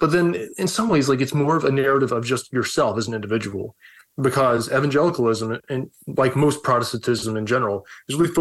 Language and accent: English; the South, United States; moved away; I grew up evangelical in the South, and, you know, like everybody was Baptist